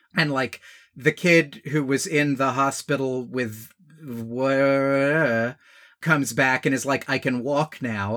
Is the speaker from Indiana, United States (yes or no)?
no; Georgia, United States; growing up in Georgia